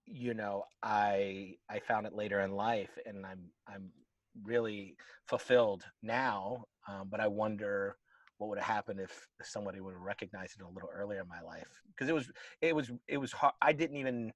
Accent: Tampa, Florida, United States; moved away as an adult; now in Atlanta, United States; Originally, I'm from Tampa, Florida. I moved to Atlanta, Georgia, in '89 to go to college, and I've been here ever since.

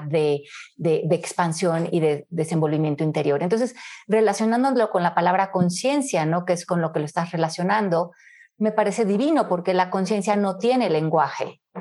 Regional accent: Mexico City, Mexico; moved away as an adult; also born or lived in Miami; nací en la Ciudad de México, en 1970. Eh, crecí en México hasta los 27 años, que me mudé por un trabajo a Miami

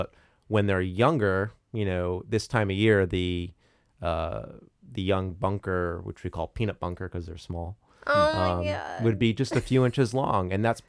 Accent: Bridgeport, Connecticut, United States; growing up in Bridgeport

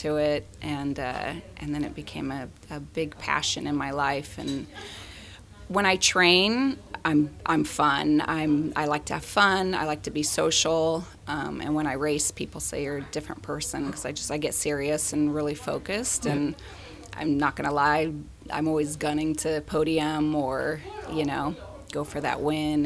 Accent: Southern California, United States; also born or lived in Washington DC; now in San Diego, United States; I was from Southern California originally

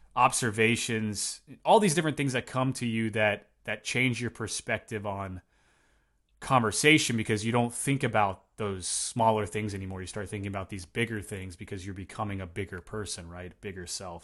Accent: Tennessee, United States; moved away; also born or lived in Eastern Washington; I'm from Tennessee

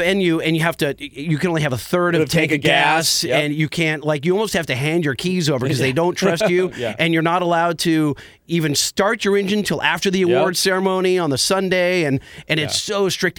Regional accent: Southern California, United States; we're from Southern California.

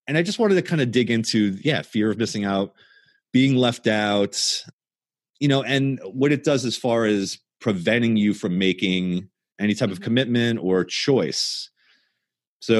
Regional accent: Long Island, New York, United States; when I was growing up in Long Island

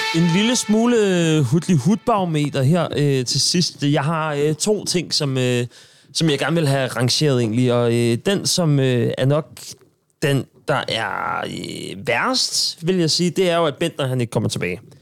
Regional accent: Sorø, Zealand, Denmark; moved away; nu er jeg fra Sorø

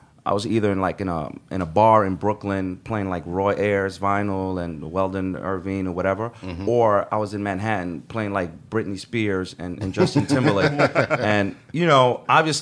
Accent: Sudan; now in New York, United States; I'm from Sudan

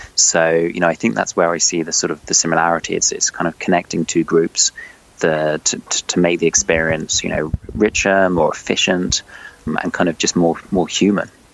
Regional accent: London, United Kingdom; also born or lived in China / Paris; I'm from London. I've lived almost all my life in London

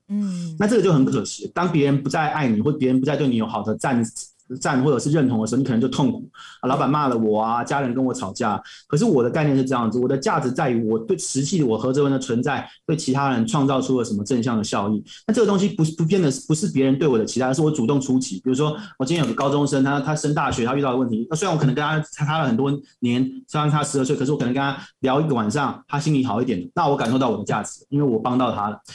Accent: Sanchong, New Taipei, Taiwan; 我是三重人，我是到大安区跨区去读的

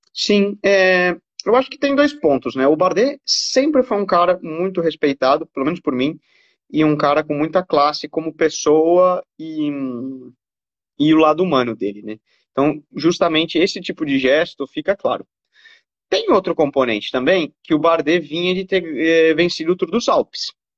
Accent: Brazil; como brasileiro

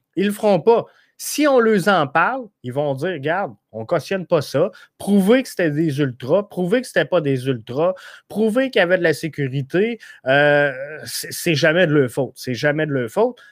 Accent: Rivière-du-Loup, Quebec, Canada; Moi, je viens de Rivière-du-Loup

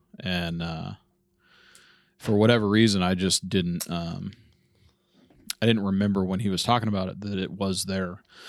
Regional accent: Fort Collins, Colorado, United States; And I grew up in Fort Collins and really didn't know shit about it, to be honest with you.

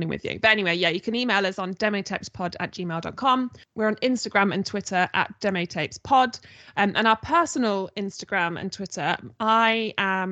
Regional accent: Nottingham, East Midlands, United Kingdom; I'm from Nottingham

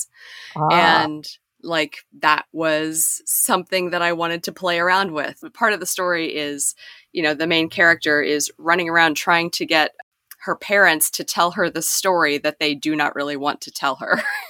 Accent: Western Pennsylvania, United States; I grew up in Western Pennsylvania in a small town

